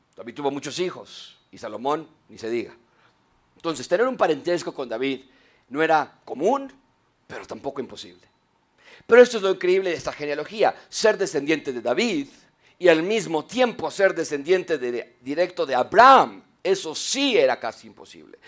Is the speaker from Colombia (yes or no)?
no; Mexico; en México